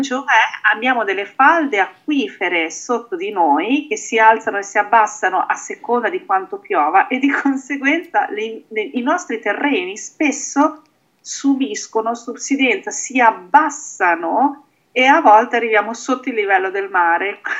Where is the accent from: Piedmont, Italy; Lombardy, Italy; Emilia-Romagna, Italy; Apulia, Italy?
Emilia-Romagna, Italy; io sono romagnola